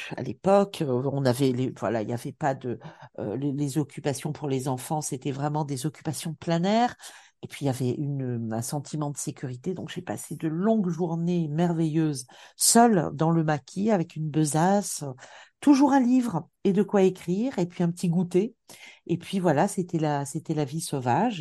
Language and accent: French; Bastia, Corsica, France; moved away as an adult; also born or lived in Montpellier; j'ai grandi en Corse, euh, à la fois dans, dans une ville, Bastia